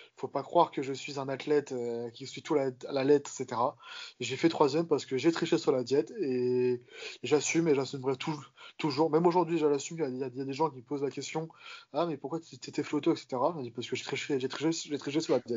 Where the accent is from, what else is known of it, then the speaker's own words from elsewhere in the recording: Corsica, France; je suis corse